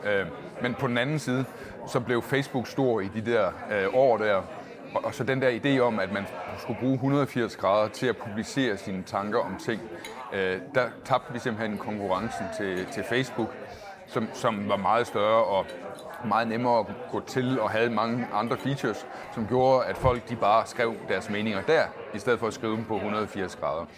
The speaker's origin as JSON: {"language": "Danish", "town": "Agerskov", "region": "Southern Denmark", "country": "Denmark", "tie": "born or raised there", "also_born_or_lived": "Gram", "moved": "yes", "lives_now": "Copenhagen, Denmark", "said": "jeg er født på Gram sygehus, okay. men jeg er fra Agerskov, som ligger inde i midten af Sønderjylland"}